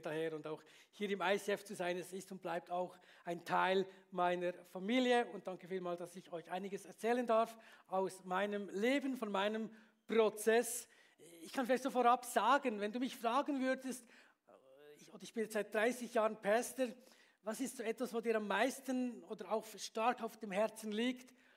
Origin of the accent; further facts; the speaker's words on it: Bern, Switzerland; moved away as an adult; also born or lived in Beatenberg; now in Graubünden, Switzerland; ich bin ja in, in Stadt Bern aufgewachsen